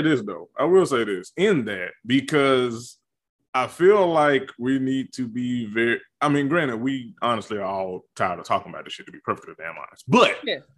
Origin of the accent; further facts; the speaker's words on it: the rural South, United States; I'm a nigga from the country South